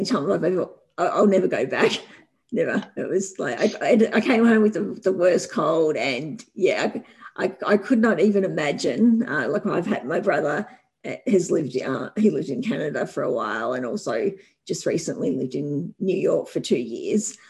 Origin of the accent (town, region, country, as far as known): Australia